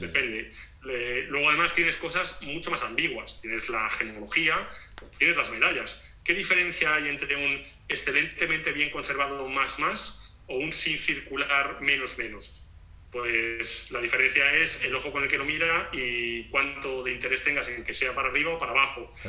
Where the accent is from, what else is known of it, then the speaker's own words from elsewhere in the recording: Spain; moved away as an adult; now in Portugal; siendo español